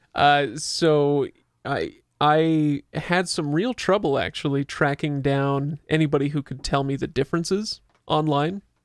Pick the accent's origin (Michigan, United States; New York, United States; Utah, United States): Utah, United States; we're from Utah